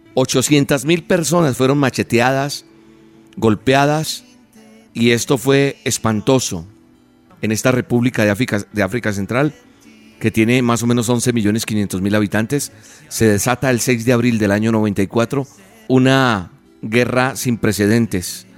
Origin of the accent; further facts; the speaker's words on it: Colombia; es de mi país, de Colombia, de donde soy oriundo